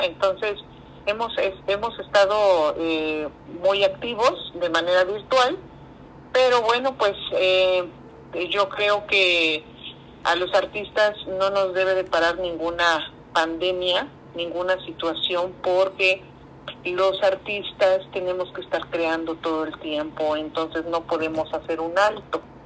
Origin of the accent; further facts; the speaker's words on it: Veracruz, Mexico; soy una artista veracruzana